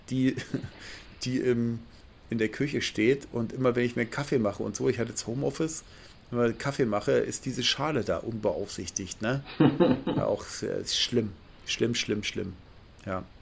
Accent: Lusatia, Germany; Und ich komme ja aus der Lausitz und Lausitz ist halt auch Kohlgebiet, ne?

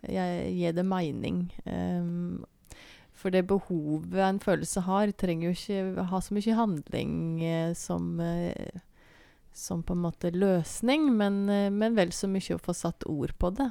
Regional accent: Bø, Vestfold og Telemark, Norway; moved away as an adult; now in Seljord, Norway; jeg er jo eh, børing, da, egentlig. Det hører en sikkert på dialekta òg.

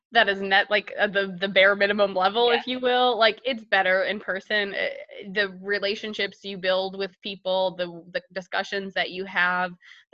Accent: Buffalo, New York, United States; moved away as an adult; also born or lived in Chapel Hill, North Carolina / South Carolina; now in Charlotte, United States; So originally from Buffalo, New York, I went to both undergrad and pharmacy school at the University of North Carolina at Chapel Hill.

